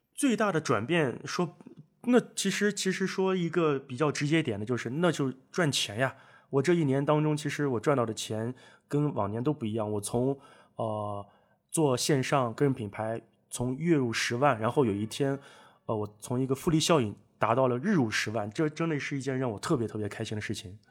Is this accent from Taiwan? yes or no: no; Northwest China, China; 我们西北那边